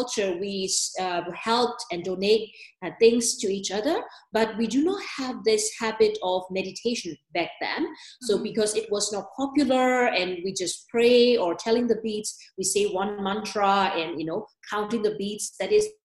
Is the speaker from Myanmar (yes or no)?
yes; Myanmar; moved away as an adult; also born or lived in Germany / New York; now in Switzerland; I was born and raised in Myanmar